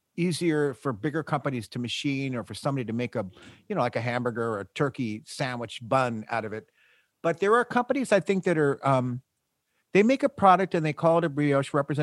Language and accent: English; United States; I'm American